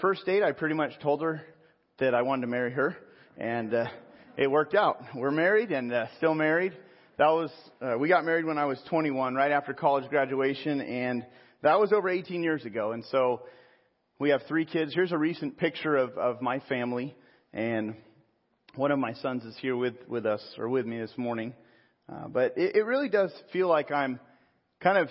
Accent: Pismo Beach, California, United States; also born or lived in San Jose / Sonoma; now in Riverside, United States; Central coast of Pismo Beach was the town I was pretty much raised

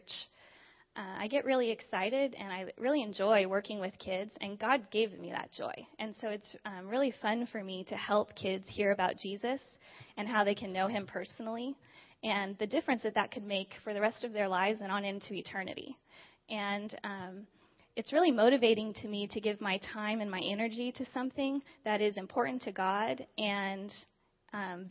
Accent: Diamond Bar, California, United States; I grew up just a few minutes away from here in Diamond Bar with my mom, my dad, my brother, and my sister.

